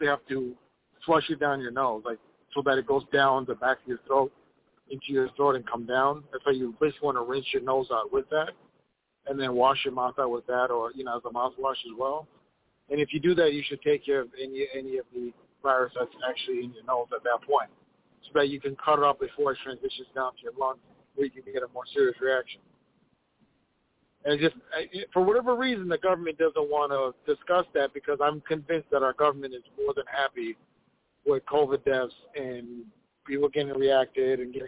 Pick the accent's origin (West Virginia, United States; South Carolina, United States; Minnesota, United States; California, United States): Minnesota, United States; Minneapolis; from Minneapolis